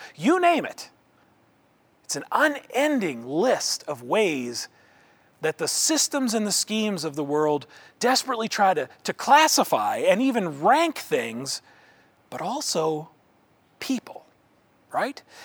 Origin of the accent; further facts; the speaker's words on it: Indianola, Iowa, United States; my hometown of Indianola, Iowa